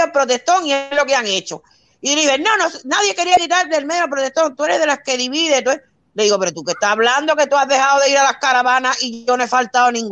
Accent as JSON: {"language": "Spanish", "country": "Cuba", "said": "mira, yo soy cubana. Ustedes de cómo son los cubanos no me pueden contar historia a mí. Porque es que yo soy china, yo no soy extranjera, soy cubana."}